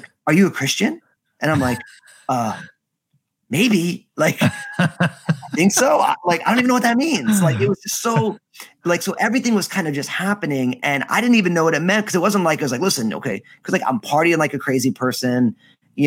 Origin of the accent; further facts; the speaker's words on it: New Jersey, United States; moved away as an adult; also born or lived in Southern Oregon; I'm from New Jersey